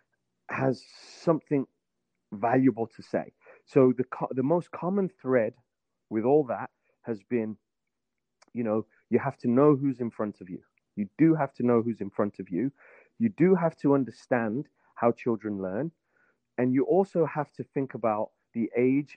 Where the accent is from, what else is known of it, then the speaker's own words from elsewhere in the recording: Birmingham, West Midlands, United Kingdom; moved away as an adult; now in Virginia, United States; I was born and raised in England. I started growing up in Birmingham.